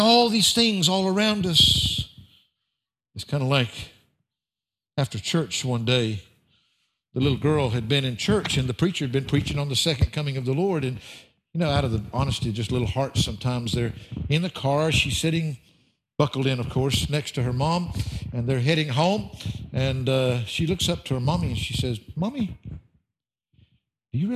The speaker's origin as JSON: {"language": "English", "region": "the South", "country": "United States", "said": "I'm from the South"}